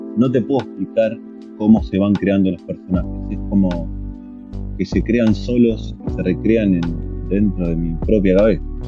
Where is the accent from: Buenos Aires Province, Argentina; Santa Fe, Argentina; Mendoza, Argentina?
Buenos Aires Province, Argentina; Vicente López; Yo viví, me crié en Buenos Aires, en una ciudad, en realidad en Vicente López, partido que estaba pegado a la capital federal